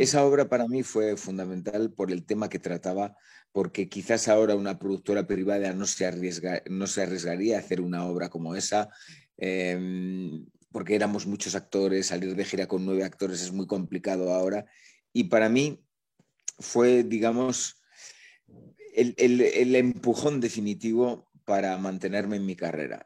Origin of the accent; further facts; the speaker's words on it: La Rioja, Spain; moved away as an adult; now in Madrid, Spain; no soy de aquí, nací en, el norte de España, ¿Sí? en, La Rioja